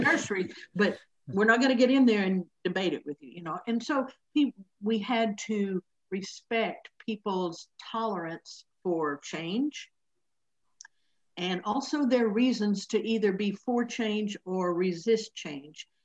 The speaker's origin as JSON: {"language": "English", "region": "Oklahoma", "country": "United States", "tie": "born or raised there", "said": "this is the church where I grew up here in Oklahoma"}